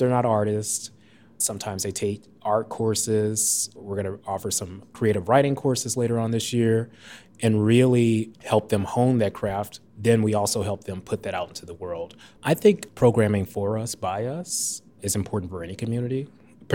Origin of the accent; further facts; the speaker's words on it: St. Louis, Missouri, United States; moved away as an adult; also born or lived in Edgewater, Chicago; now in Chicago, United States; I am originally from St. Louis, Missouri.